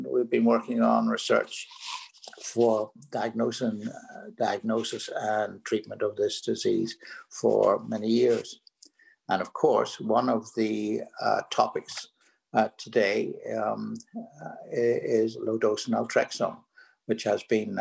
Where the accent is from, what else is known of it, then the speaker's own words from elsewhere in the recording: Belfast, Northern Ireland, United Kingdom; moved away as an adult; also born or lived in California; now in New York, United States; As you can hear from my accent, I'm originally from Belfast, Northern Ireland